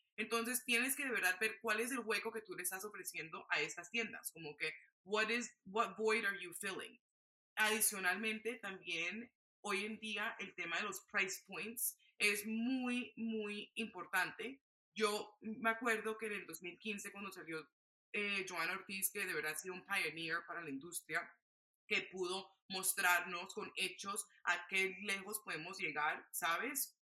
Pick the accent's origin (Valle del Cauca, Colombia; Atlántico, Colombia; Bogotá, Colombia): Atlántico, Colombia; Barranquilla; moved away; me fui a Barranquilla, Colombia, de donde yo soy